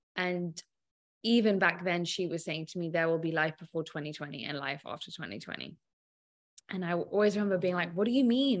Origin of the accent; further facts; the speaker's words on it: England, United Kingdom; being English